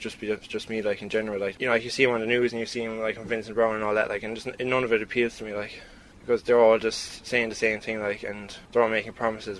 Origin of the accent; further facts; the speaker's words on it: Tralee, Munster, Ireland; now in Cork, Ireland; I'm from Tralee.